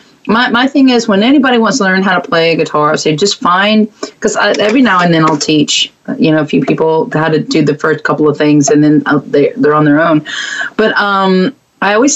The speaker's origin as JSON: {"language": "English", "town": "Mont Belvieu", "region": "Texas", "country": "United States", "tie": "born or raised there", "said": "It was Barbers Hill. That's where I went to school, outside of Baytown into Mont Bellevue."}